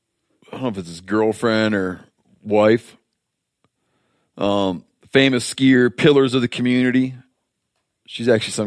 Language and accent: English; Pennsylvania, United States; I'm from Pennsylvania, and you can't hunt on Sundays.